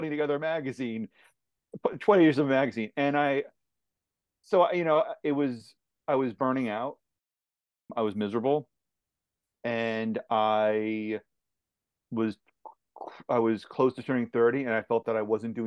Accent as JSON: {"language": "English", "town": "Aberdeen", "region": "New Jersey", "country": "United States", "tie": "born or raised there", "also_born_or_lived": "Madison, Indiana", "said": "I lived in central New Jersey, Aberdeen, which is about 40 minutes outside of New York City, for about 20 years. And so, yeah, that was my upbringing."}